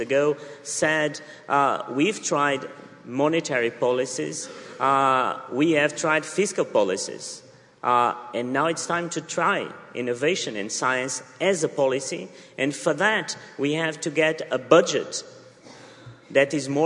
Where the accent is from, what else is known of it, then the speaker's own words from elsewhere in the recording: southern Portugal, Portugal; moved away as an adult; I come from a poor family from the south of Portugal